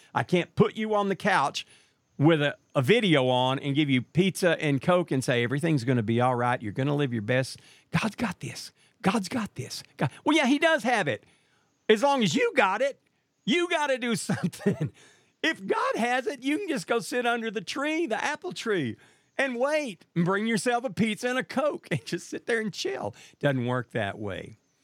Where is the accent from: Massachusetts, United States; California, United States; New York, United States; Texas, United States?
Texas, United States; Marshall; my hometown of Marshall, Texas